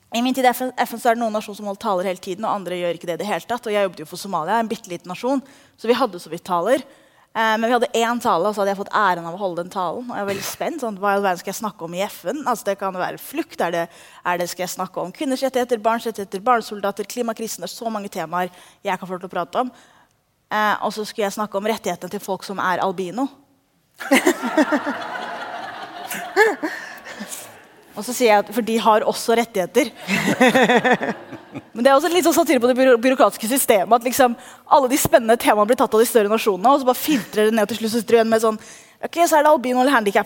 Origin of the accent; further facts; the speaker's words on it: Oslo, Norway; Jeg er født og oppvokst i Oslo